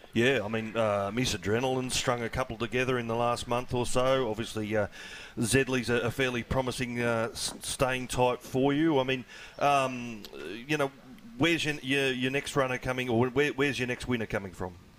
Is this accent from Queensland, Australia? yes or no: no; Wagga Wagga, New South Wales, Australia; now in Wollongong, Australia; I drove back to the country, back to my hometown of Wagga